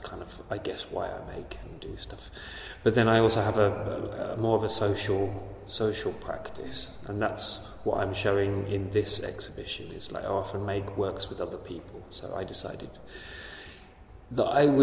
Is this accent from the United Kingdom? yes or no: yes; England, United Kingdom; moved away as an adult; now in Helsinki, Finland; I'm an artist from England. I've been based in Helsinki for 10 years